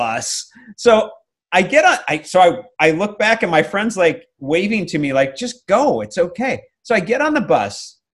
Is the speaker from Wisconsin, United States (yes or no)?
yes; Milwaukee, Wisconsin, United States; moved away as an adult; also born or lived in Los Angeles; I'm this kid from Milwaukee, Wisconsin